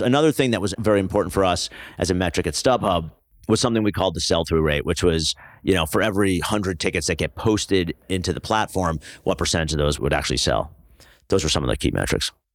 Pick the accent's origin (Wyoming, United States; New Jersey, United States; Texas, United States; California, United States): New Jersey, United States; also born or lived in Pennsylvania / New York City; So I grew up in New Jersey